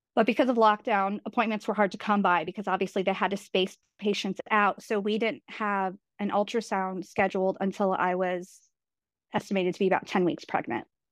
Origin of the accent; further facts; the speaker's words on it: New York, United States; my husband's from Vermont, I'm from New York